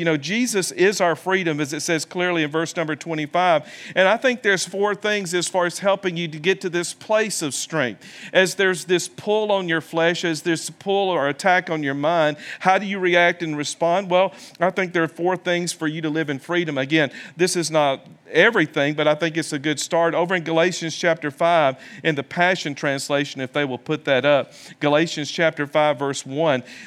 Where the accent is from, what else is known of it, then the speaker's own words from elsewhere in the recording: the South, United States; moved away; also born or lived in Birmingham, Alabama; I come from the South